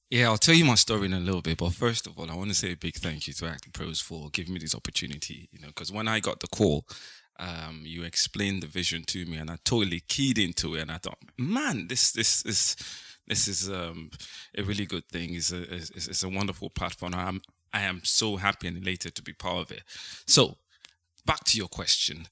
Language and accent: English; Nigeria; moved away as an adult; now in United Kingdom; I was born in Ni-, I raised in Nigeria. I lived in Nigeria for, like, um, many years